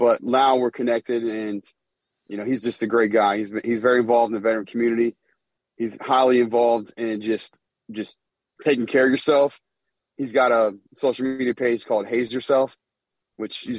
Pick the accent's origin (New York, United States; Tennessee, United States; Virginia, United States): Virginia, United States; Charlottesville; moved away as an adult; UVA, my hometown in Charlottesville, where I'm from